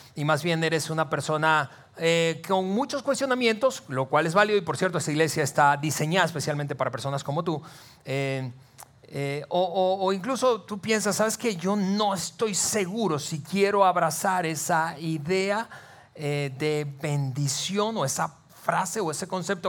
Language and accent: Spanish; Venezuela; moved away as an adult; now in Saltillo, Mexico; yo crecí en un país, en Venezuela, algunos de ustedes saben que soy eh, venezolano de nacimiento, mexicano eh, por naturalización. Ya tenemos 15 años casi viviendo aquí en, Saltillo